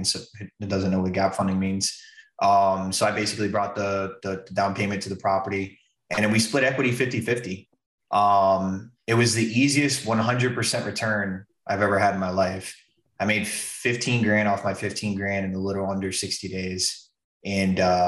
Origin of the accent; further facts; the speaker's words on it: West Palm Beach, Florida, United States; moved away as an adult; also born or lived in Atlantic City, New Jersey / Key West, Florida; I'm originally from West Palm